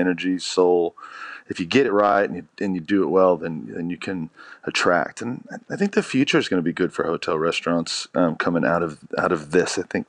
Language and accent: English; United States; moved away as an adult; now in Australia; I was in the States and I grew up in America and went through, you know, 2008.